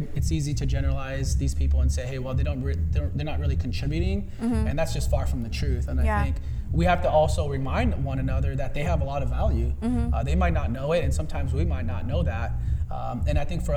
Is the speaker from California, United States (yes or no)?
yes; Los Angeles, California, United States; since I was a boy growing up in San Pedro